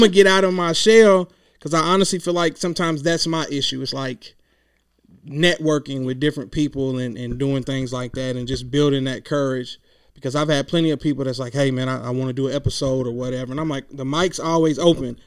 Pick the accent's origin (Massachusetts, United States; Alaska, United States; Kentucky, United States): Kentucky, United States; Clinton; now in Louisville, United States; I'm from a small town. It's the town is called Clinton, but it's in Hickman County.